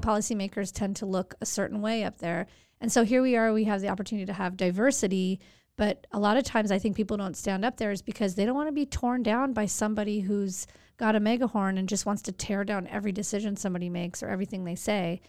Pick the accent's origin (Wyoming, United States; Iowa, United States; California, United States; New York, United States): California, United States; Santa Monica; Nineteen seventy-nine, born and raised in Santa Monica